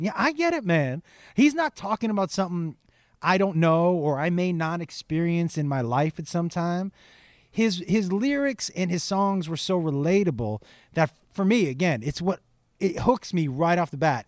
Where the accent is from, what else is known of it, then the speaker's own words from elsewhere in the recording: Amherst, Massachusetts, United States; I grew up in Western Mass, which is kind of a small, in Amherst, which is a small town